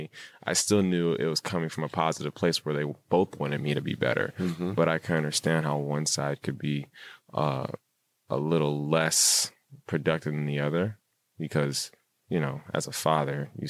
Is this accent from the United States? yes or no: yes; Rancho Cucamonga, California, United States; I grew up in Rancho Cucamonga in the suburbs